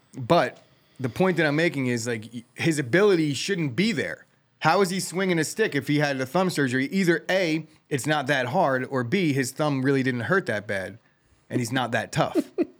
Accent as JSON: {"language": "English", "town": "Colonia", "region": "New Jersey", "country": "United States", "tie": "born or raised there", "said": "They did not have a ice rink when I was growing up in Colonia."}